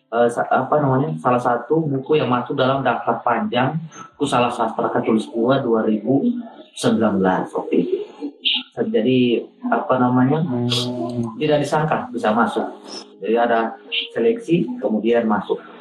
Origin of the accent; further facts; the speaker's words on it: Seram Island, Maluku, Indonesia; dari SD waktu di kampung BK kampungnya Tihurale itu salah satu negeri yang ada di Pulau Seram